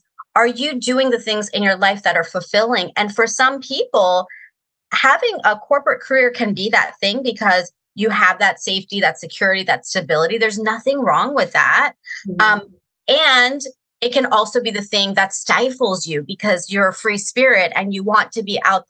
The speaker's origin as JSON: {"language": "English", "town": "Sterling", "region": "Virginia", "country": "United States", "tie": "born or raised there", "also_born_or_lived": "Reston, Virginia", "said": "I grew up in Virginia too"}